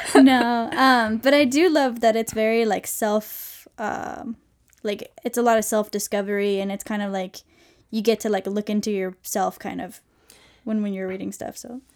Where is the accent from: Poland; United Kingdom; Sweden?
Sweden; moved away as an adult; now in United States; I'm from Sweden